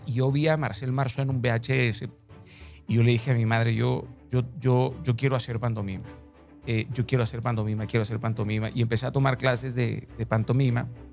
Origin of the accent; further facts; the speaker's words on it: Mazatlán, Sinaloa, Mexico; yo soy de Mazatlán, Sinaloa